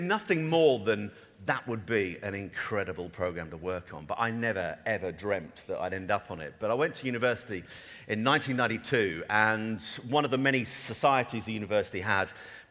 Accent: Norfolk, East of England, United Kingdom; moved away; also born or lived in Norwich / Cromer / Grimston / Surrey; I grew up a Norfolk boy. I was born in Norwich.

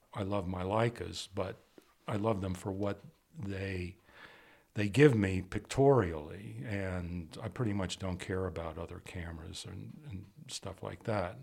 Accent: Washington, District of Columbia, United States; moved away as an adult; also born or lived in Brooklyn, New York / Pasadena, California; now in Santa Fe, United States; I was born in Brooklyn, but raised in Washington D.C. and uh, moved away um, to attend Art Center in Pasadena in 1978

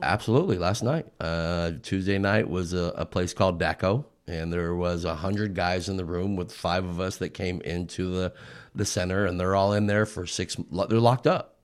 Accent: outside of Los Angeles, Southern California, United States; I'm from Southern California, a little bit out, outside of Los Angeles, and I grew up in the thick of it

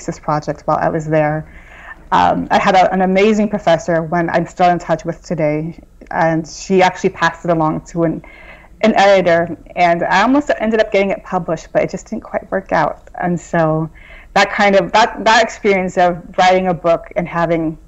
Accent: Southern California, United States; moved away as an adult; also born or lived in Boston; I'm originally from Southern California, so it was a big move for me to go from Southern California to Boston

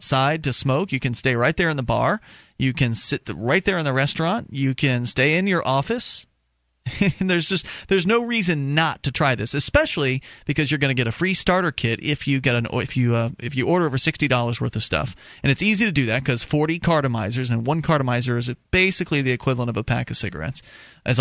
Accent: Sarasota, Florida, United States; moved away; I'm originally from Sarasota, Florida

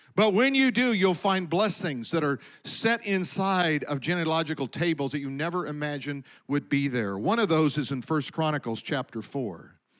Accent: Colorado, United States; I remember growing up, we lived in Colorado, I was born in Colorado

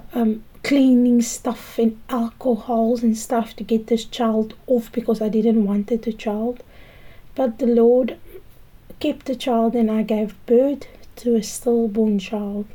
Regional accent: Cape Town, Western Cape, South Africa; I grew up in the Cape Flats. I grew up in Valhalla Park and Manenberg.

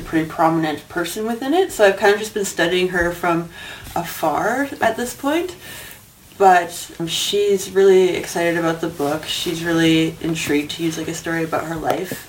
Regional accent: Winnipeg, Manitoba, Canada; moved away as an adult; now in Edmonton, Canada; I'm originally from Winnipeg, Manitoba, from the Red River region

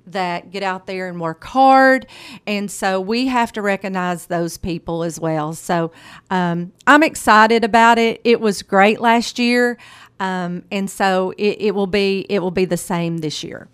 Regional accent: Morrilton, Arkansas, United States; I'm a graduate, I'm an alumni from Morrilton High School

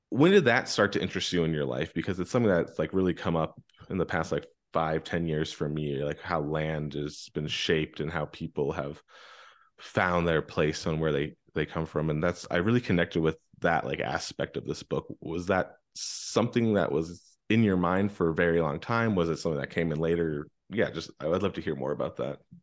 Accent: Pennsylvania, United States; I grew up in Pennsylvania

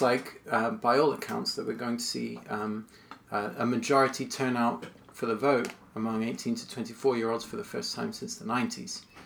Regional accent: United States; it was again familiar to me as an American

